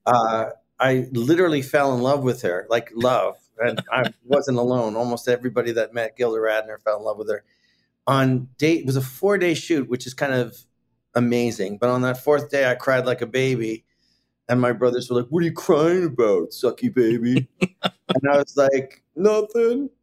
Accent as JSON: {"language": "English", "town": "Toronto", "region": "Ontario", "country": "Canada", "tie": "born or raised there", "also_born_or_lived": "Scarborough, Ontario / Chicago", "moved": "as an adult", "lives_now": "New York, United States", "said": "I was born in Toronto, Canada"}